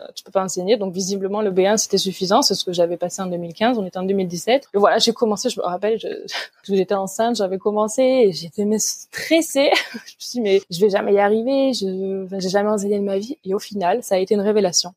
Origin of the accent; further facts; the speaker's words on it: Provence-Alpes-Côte d'Azur, France; first language French; moved away as an adult; now in Bremerhaven, Germany; je suis née sur euh, la Côte d'Azur et j'ai grandi en Provence.